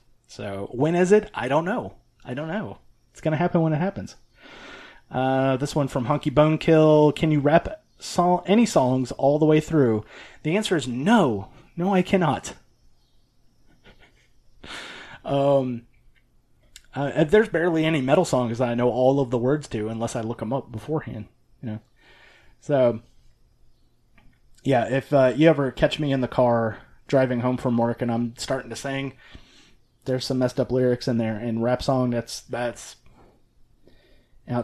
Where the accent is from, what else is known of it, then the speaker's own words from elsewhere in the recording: the South, United States; being a Southerner, we have Bluebell down here